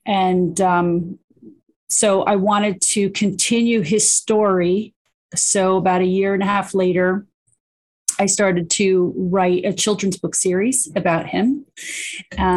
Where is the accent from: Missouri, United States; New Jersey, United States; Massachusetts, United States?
New Jersey, United States; I'm from New Jersey.